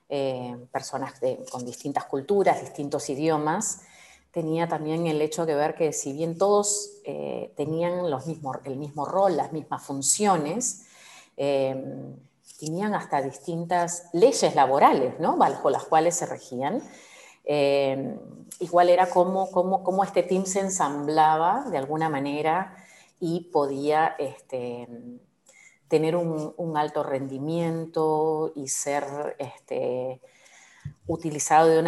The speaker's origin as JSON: {"language": "Spanish", "region": "Lima", "country": "Peru", "tie": "born or raised there", "moved": "as an adult", "lives_now": "Uruguay", "said": "yo nací en Perú, eh, tengo en aplausos, este. aplausos Limeña, mazamorrera."}